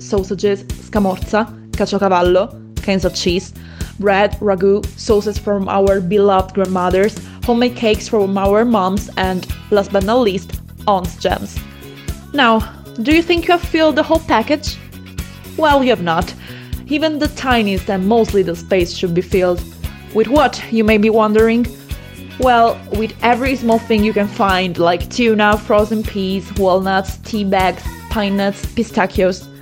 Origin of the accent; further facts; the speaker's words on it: Molise, Italy; We are from Molise